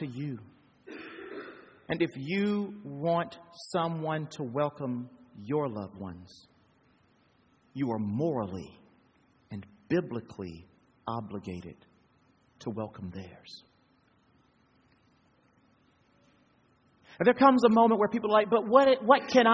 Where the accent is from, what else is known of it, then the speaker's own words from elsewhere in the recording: United States; I'm from the United States